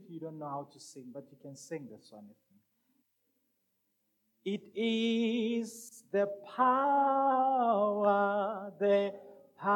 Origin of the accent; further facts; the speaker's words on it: Rustenburg, North West, South Africa; also born or lived in Madikwe / Brits; I'm from Rustenburg, village called Mabiskraal, I was also brought up, or my upbringing was also in a place called Mudikwe. Mudikwe is a village in a province called Brets. Town called Brets. The province is northwest.